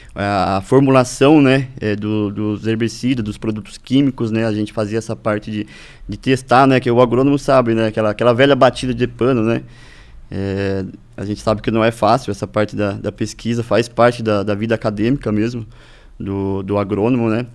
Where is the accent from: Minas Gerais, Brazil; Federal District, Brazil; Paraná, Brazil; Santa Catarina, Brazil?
Paraná, Brazil; Ibaiti; moved away as an adult; also born or lived in Prudentópolis, Paraná; sou natural aqui, é, do, do Paraná mesmo, da região ali do Norte Pioneiro